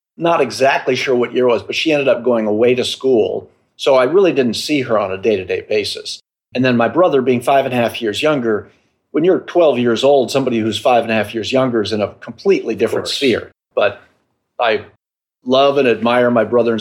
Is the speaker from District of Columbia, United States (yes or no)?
yes; Washington, District of Columbia, United States; I was born in Washington, D.C. My dad worked for the federal government. He worked for the Smithsonian. I grew up between 16th Street and Connecticut